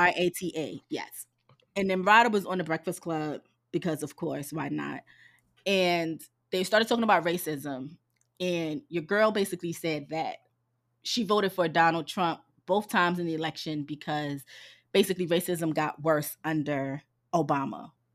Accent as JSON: {"language": "English", "town": "New York City", "region": "New York", "country": "United States", "accent": "New York", "moved": "yes", "said": "I'm from Harlem"}